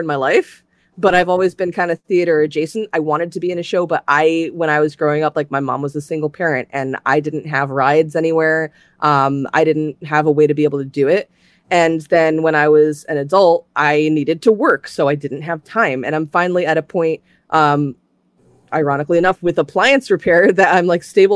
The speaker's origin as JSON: {"language": "English", "town": "Tampa", "region": "Florida", "country": "United States", "tie": "born or raised there", "moved": "as an adult", "lives_now": "Connecticut, United States", "said": "I was born and raised in Florida. And I lived in like the Tampa area"}